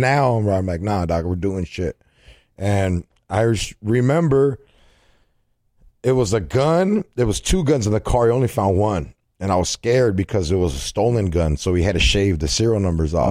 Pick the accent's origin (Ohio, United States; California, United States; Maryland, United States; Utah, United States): California, United States; I'm from Cali